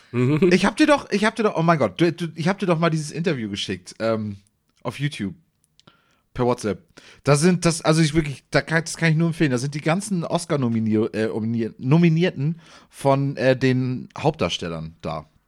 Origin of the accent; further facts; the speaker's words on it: Bad Segeberg, Schleswig-Holstein, Germany; ich komme ja aus Segeberg, die Gegend